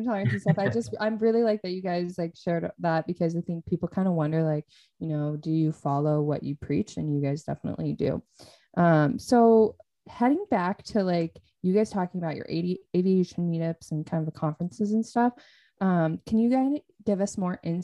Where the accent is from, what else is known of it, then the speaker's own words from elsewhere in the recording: Western Washington, United States; I'm from Western Washington